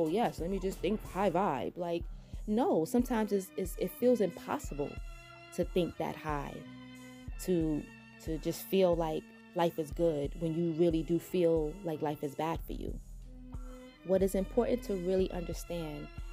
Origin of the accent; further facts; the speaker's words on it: New York City, New York, United States; accent: New York twang; I am a New Yorker at heart. I have been riding the subway since a little girl.